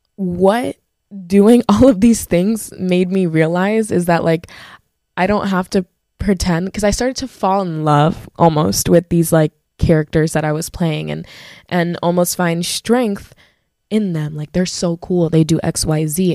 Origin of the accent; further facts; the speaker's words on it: Broward County, Florida, United States; I grew up in Broward, I'm a Broward girly